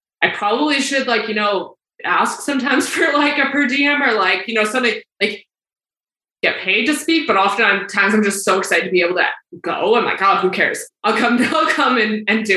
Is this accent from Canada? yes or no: yes; Calgary, Alberta, Canada; I grew up in Calgary. I still live in Calgary